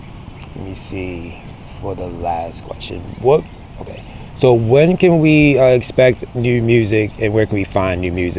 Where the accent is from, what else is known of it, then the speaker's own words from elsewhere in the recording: Maryland, United States; now in Chico, United States; That was in my hometown of Maryland. That was the last concert I saw before I moved to Chico.